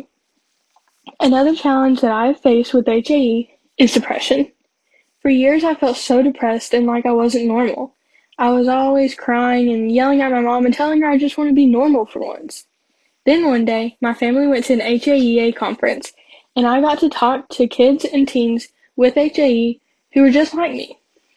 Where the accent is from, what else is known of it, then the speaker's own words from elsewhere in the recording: Johnson City, Tennessee, United States; I'm from Johnson City, Tennessee, and I'm 17 years old